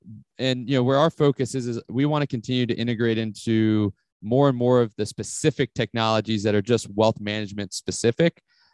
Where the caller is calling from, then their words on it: Atlanta, Georgia, United States; So I'm calling from Atlanta, Georgia.